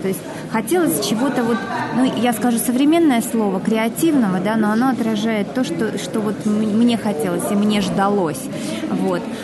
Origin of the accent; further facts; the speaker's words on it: Volgograd, Volgograd Oblast, Russia; я Собственно, из Волгограда, и я, э, мой дед там воевал